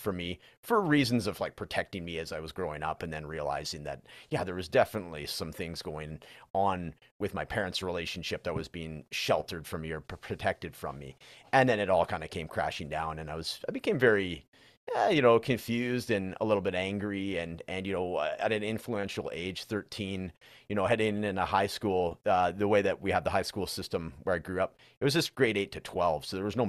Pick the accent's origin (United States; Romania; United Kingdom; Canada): Canada; British Columbia; So I'm actually from British Columbia, which is like the neighboring province. So that's where Vancouver is and all that.